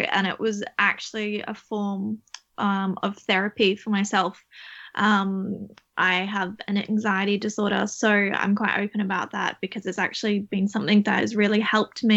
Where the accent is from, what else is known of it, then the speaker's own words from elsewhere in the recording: Australia; moved away as an adult; I'm now in Ireland, where I'm from Australia